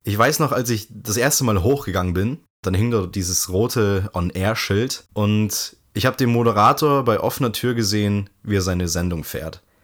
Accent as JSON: {"language": "German", "region": "Bavaria", "country": "Germany", "said": "bei uns in Bayern"}